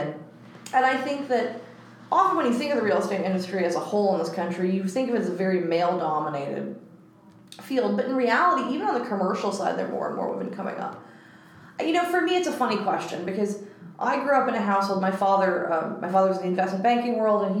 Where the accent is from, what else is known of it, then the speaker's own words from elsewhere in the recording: New York City, New York, United States; I'm exceptionally proud of being a native New Yorker on my father's side, I'm fifth generation